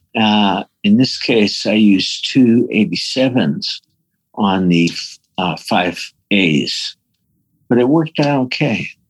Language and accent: English; New York, United States; I'm from New York